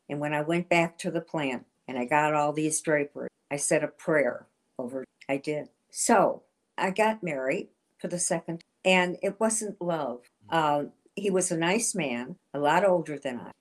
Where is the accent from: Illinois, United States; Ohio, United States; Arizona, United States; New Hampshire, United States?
Ohio, United States; Shaker Heights; I was from Cleveland, Ohio, Shaker Heights.